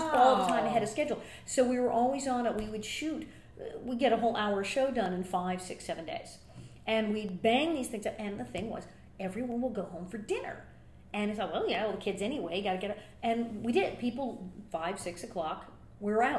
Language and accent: English; West Hollywood, California, United States; also born or lived in Queens, New York; I was born in Queens, New York, but we came out to L.A. when I was a wee thing, and I grew up in West Hollywood